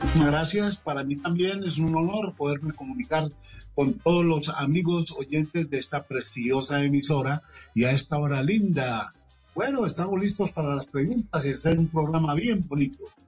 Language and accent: Spanish; Medellín, Antioquia, Colombia; yo soy de Medellín, de un barrio que se llama Naranjal muy cercano a la mm. Plaza de Toros, al estadio, al centro, un barrio que de niño me hizo como un periodista